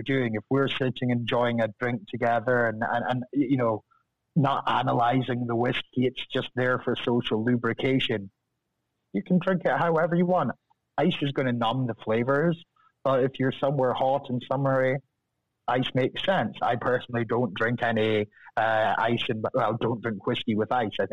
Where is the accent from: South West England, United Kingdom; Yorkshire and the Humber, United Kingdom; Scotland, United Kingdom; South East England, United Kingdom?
Scotland, United Kingdom; Deeside; accent: Scottish; moved away as an adult; now in Los Angeles, United States; I'm from over the hill from the distillery. So, G-side, just most famous for the Queen's summer home, and spent a lot of time up there in G-side